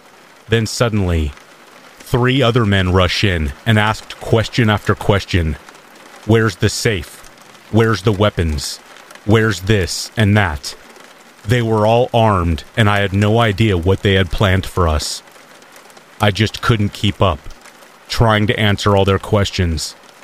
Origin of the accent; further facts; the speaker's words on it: South Africa; moved away; Growing up in South Africa, we are taught from a very young age that it's important to make sure all doors are locked and windows are closed at night.